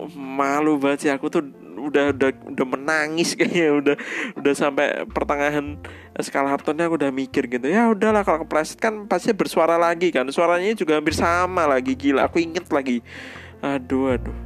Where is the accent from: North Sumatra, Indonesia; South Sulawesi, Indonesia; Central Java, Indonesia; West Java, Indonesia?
Central Java, Indonesia; Surakarta; Kotaku Eh, B T W Kota Kuning di Solo